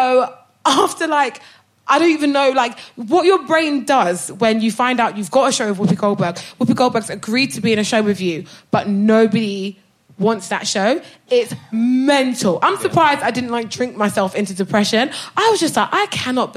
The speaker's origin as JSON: {"language": "English", "town": "Brighton", "region": "South East England", "country": "United Kingdom", "tie": "born or raised there", "said": "So I moved, my mum bought a hotel in Brighton when I was 14, so I grew up in Brighton"}